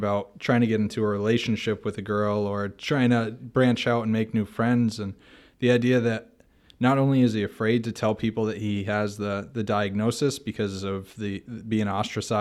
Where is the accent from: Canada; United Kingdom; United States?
United States; Massachusetts; now in Yakima, United States; I'm from Massachusetts